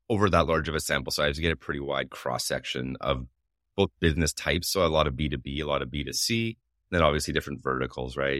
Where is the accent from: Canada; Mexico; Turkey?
Canada; I'm Canadian